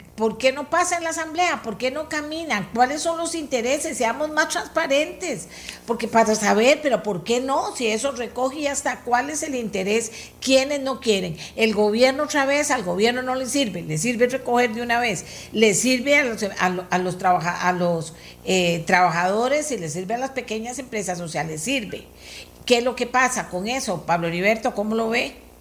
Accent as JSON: {"language": "Spanish", "country": "Costa Rica", "said": "somos los demás costarricenses"}